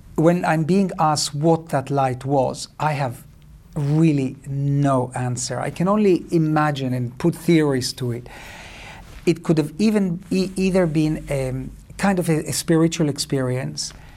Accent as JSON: {"language": "English", "country": "Cyprus", "tie": "born or raised there", "also_born_or_lived": "Israel", "moved": "yes", "said": "I grew up in Cyprus"}